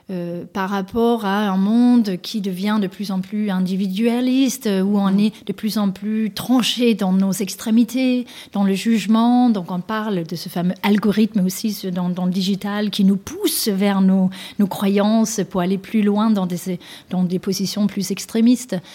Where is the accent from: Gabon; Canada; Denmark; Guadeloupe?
Denmark; now in France; avec lesquelles j'ai grandi, moi, au Danemark